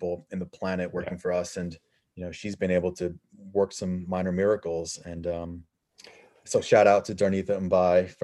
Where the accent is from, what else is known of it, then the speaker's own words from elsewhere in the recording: New York, United States; being a New Yorker